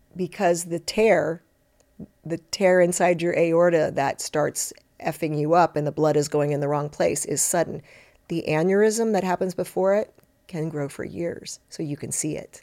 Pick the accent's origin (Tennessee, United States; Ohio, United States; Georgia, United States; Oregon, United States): Ohio, United States; Cincinnati; moved away; also born or lived in Detroit; I grew up in Cincinnati